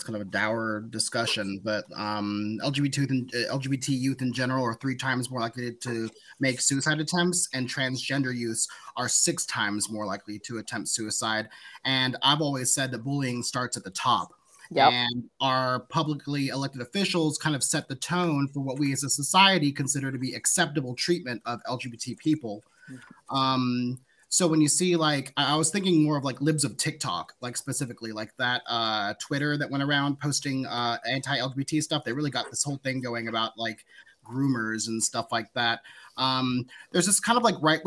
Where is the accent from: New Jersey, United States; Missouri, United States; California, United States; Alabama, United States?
Alabama, United States; I grew up in Alabama